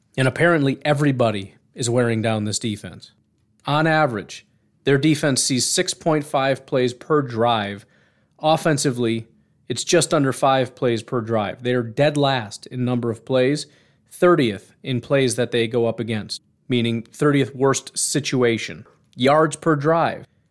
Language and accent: English; Illinois, United States; when I was ten, growing up in Illinois